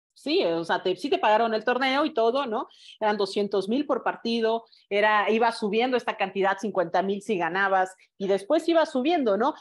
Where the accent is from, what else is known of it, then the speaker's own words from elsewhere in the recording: Mexico; como mexicanos